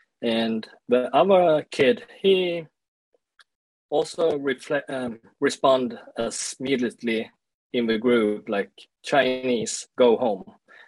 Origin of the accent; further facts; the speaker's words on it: Sweden; also born or lived in South Korea; I grew up in Sweden, and I was adopted to Sweden when I was 1 year old, because my parents in Sweden, they couldn't get any kids by their own.